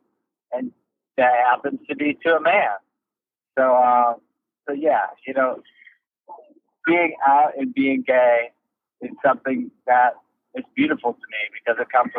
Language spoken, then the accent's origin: English; Kenosha, Wisconsin, United States; moved away; I grew up in Kenosha, Wisconsin